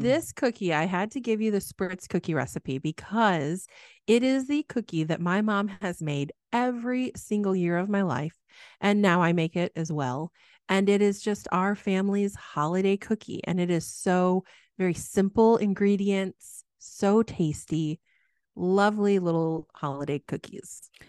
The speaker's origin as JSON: {"language": "English", "region": "Midwest", "country": "United States", "tie": "born or raised there", "said": "growing up in the Midwest"}